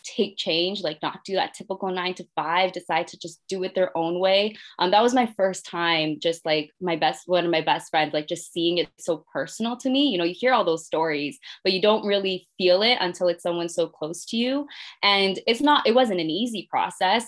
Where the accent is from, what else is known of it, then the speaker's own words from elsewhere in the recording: Mississauga, Ontario, Canada; I'm from Mississauga